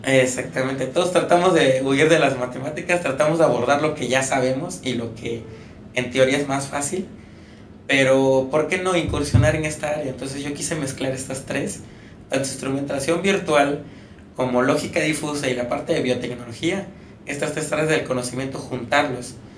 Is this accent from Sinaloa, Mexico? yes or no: no; Campeche, Mexico; moved away as an adult; now in Puebla, Mexico; por ser campechano